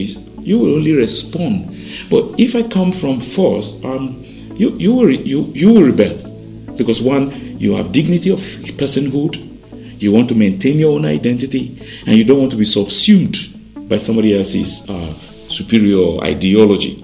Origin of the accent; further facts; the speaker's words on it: Jos, Plateau, Nigeria; also born or lived in Oyo State (family origin); I was born in Plateau, actually, in Sabumpegi.